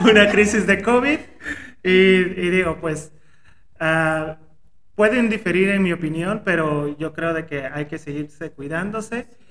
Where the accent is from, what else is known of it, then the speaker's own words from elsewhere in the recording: Oaxaca, Mexico; como oaxaqueño